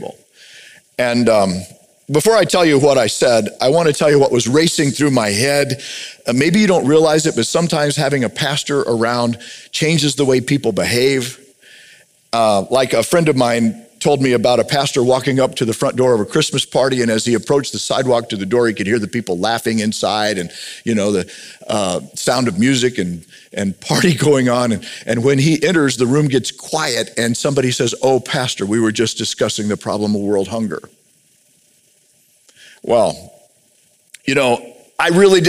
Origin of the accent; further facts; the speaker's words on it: United States; I'm a majority member white guy in America